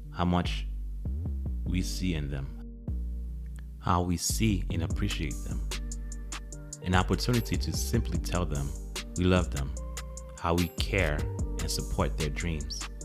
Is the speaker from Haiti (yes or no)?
yes; Haiti; my nationality is, is Haitian. So my father was born in Haiti and I was born in Haiti